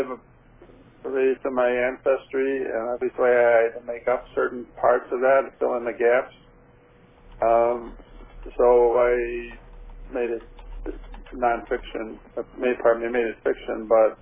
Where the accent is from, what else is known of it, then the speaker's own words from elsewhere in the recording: Buffalo, New York, United States; moved away as an adult; also born or lived in Amherst, New York; now in Las Vegas, United States; I was born in Buffalo, New York